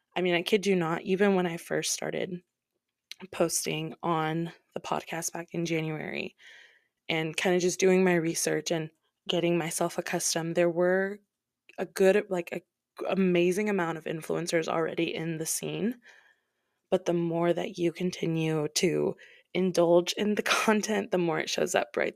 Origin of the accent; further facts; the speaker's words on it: Midwest, United States; I'm from the States, the Midwest